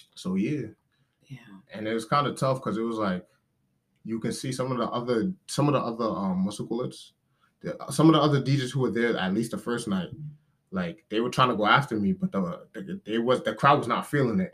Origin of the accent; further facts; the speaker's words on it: New York City, New York, United States; I'm from New York City, uh, Brooklyn, New York